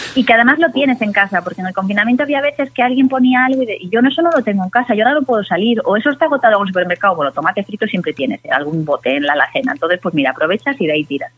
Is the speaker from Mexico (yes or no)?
no; Galicia, Spain; como buena gallega